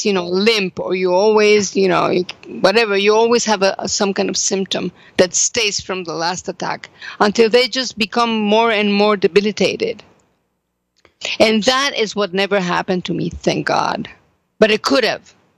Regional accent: Mexico; now in Jerusalem, Israel; I am from Mexico.

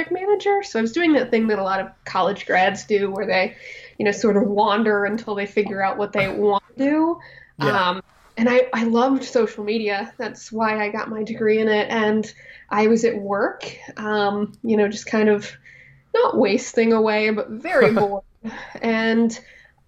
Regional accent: Fort Wayne, Indiana, United States; I'm from Fort Wayne, Indiana

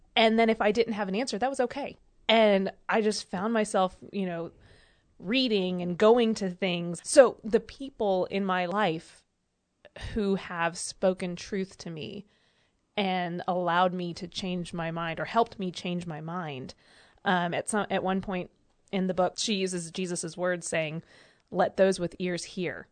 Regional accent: United States; also born or lived in Georgia; growing up in Alabama and Georgia

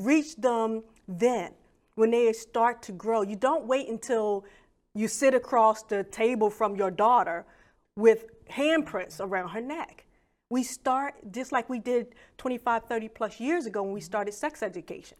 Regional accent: Philadelphia, Pennsylvania, United States; I grew up in Wilson Park Projects in Philadelphia

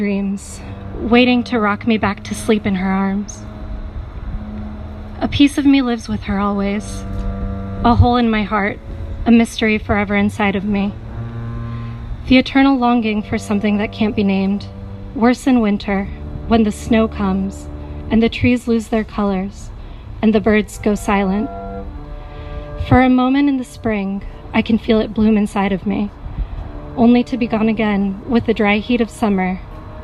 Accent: Puerto Rico; moved away; growing up in Puerto Rico, on being a member of the diaspora

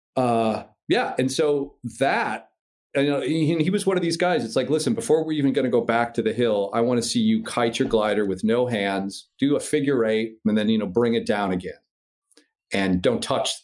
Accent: Midwest, United States; I'm from the Midwest

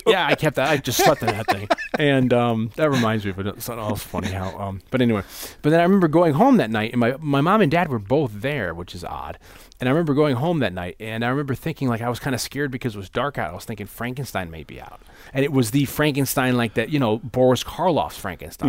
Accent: New Haven, Connecticut, United States; when I was growing up in New Haven, first grade, I was in Saint Michael's Catholic School

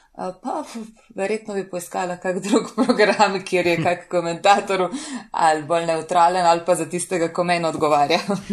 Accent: Slovenia; smo pa res noro ponosni na to, pač, da smo iz Slovenije

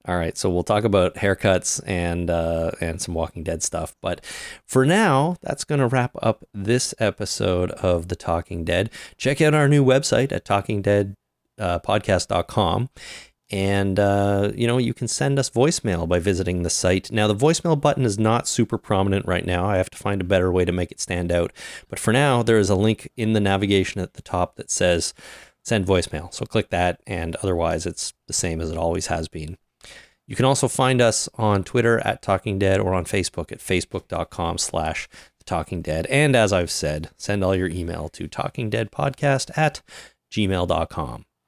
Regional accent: Canada; I'm Canadian, or at least I reside in Canada. And I am Canadian

